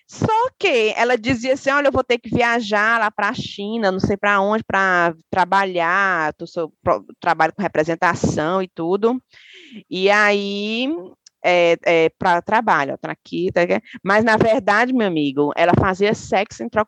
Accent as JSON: {"language": "Portuguese", "region": "Ceará", "country": "Brazil", "said": "A que somos cearense, para pro nosso lado."}